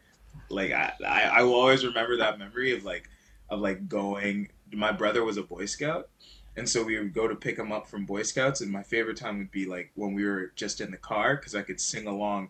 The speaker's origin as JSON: {"language": "English", "town": "Hamilton", "region": "Ontario", "country": "Canada", "tie": "born or raised there", "also_born_or_lived": "New Jersey, United States / Georgia, United States", "said": "I was born in the States. I was born in New Jersey. And then I moved, like, to Georgia. I moved around a bunch. But then I moved up to Hamilton, Ontario when I was 10. And then I was just kind of there ever since."}